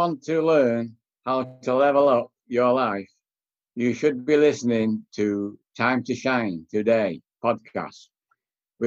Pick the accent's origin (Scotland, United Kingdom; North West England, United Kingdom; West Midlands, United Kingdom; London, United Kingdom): North West England, United Kingdom; Manchester; moved away; I was born in Manchester, England, 1945, end of the war. A corner row house, no running hot water, outside toilet. People said it was poverty. Nobody ever told me I was poor. So for 19 years, I guess that was my palace. I used to play out in the street